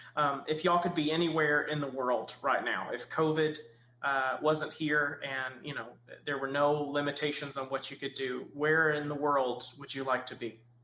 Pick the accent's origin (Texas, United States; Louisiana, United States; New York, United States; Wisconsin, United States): Texas, United States; Kilgore; I grew up in Kilgore